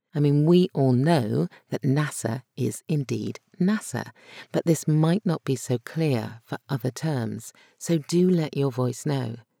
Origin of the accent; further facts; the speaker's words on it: United Kingdom; accent: Brit; my Brit accent